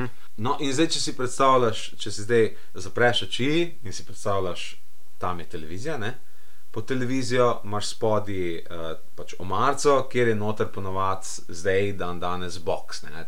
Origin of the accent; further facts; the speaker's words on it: Slovenia; smo Slovenci